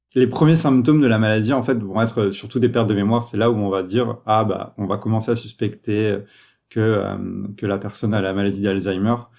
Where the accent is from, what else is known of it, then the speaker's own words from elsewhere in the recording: France; moved away as an adult; also born or lived in Toulouse, France; now in Montreal, Canada; je suis un Français, je suis arrivé au Québec et à Montréal il y a, il plus de 5 ans